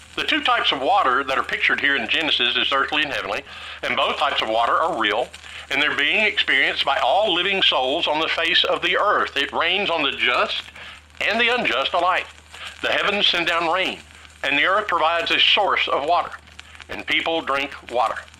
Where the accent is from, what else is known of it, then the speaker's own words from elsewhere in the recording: Tennessee, United States; I grew up in Tennessee, a landlocked state